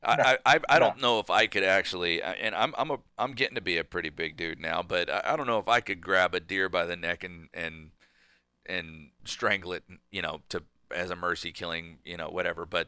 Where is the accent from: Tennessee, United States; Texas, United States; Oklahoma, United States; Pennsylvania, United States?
Texas, United States; I grew up in Texas